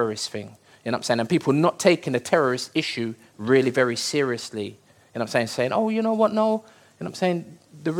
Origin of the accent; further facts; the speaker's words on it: United Kingdom; I was born here, I'm British